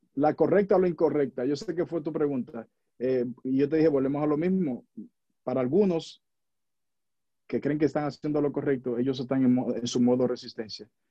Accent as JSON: {"language": "Spanish", "country": "Dominican Republic", "moved": "yes", "lives_now": "United States", "said": "yo vivo en los Estados Unidos y, vivo en esta nación, soy dominicano, orgullosamente, vivo en Estados Unidos"}